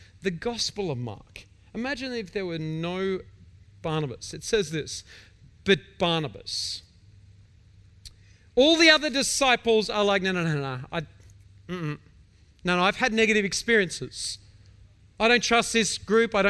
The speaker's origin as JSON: {"language": "English", "region": "Victoria", "country": "Australia", "said": "I'm an Australian. I'm from Victoria"}